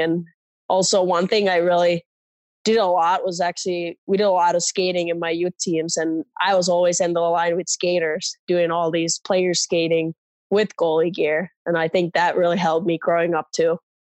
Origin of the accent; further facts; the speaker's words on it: Espoo, Uusimaa, Finland; moved away as an adult; growing up in Finland